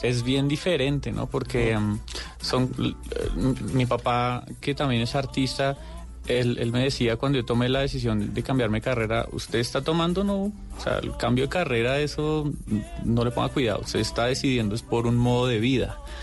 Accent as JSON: {"language": "Spanish", "town": "Bogotá", "region": "Bogotá Capital District", "country": "Colombia", "said": "somos tres rolos"}